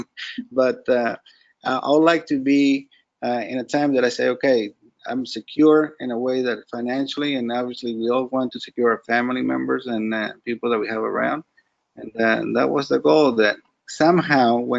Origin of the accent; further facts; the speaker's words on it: Venezuela; now in South Florida, United States; I know empanadas because I'm from Venezuela